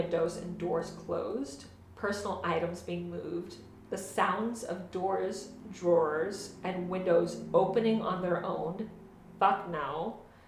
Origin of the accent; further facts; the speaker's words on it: Miami, Florida, United States; I'm from Miami